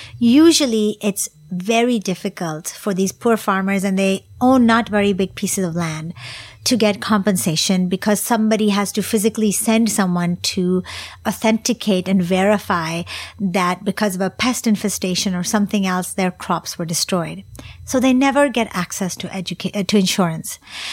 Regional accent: Singapore; So even though my charity is based in Singapore and it is primarily for Singaporeans in my home country

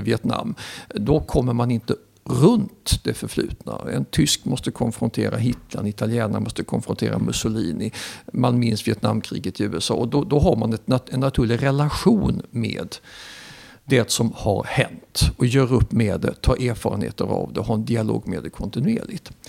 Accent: Sweden; sitter jag och skryter som svensk

